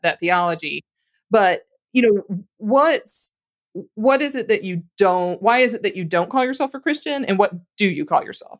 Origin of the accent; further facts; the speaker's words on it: Louisiana, United States; I grew up in Louisiana